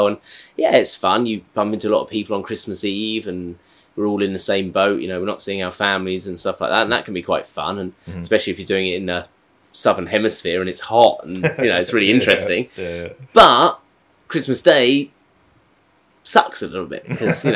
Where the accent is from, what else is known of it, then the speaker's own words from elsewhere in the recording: United Kingdom; now in Japan; I'm British